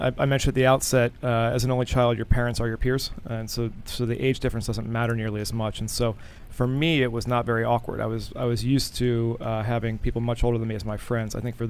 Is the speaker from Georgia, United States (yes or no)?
no; Glen Arm, Maryland, United States; So a place called Glen Arm, Maryland, is about 40 minutes north of Baltimore.